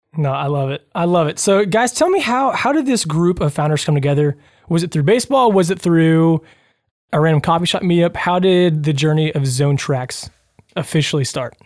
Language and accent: English; Louisville, United States; I grew up in Louisville